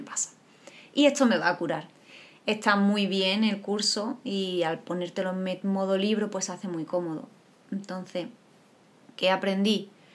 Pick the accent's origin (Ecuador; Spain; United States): Spain; Andalusia; somos andaluz, los andaluces